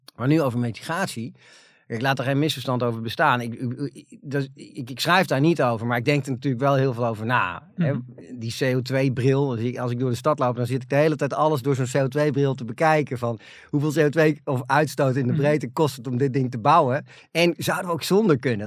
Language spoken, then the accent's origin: Dutch; Netherlands; waar wij allemaal als Nederlanders trots op zijn